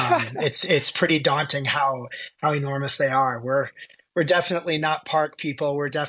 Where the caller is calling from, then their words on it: Aspen, Colorado, United States; So right now I am in Aspen, Colorado. I practice in Denver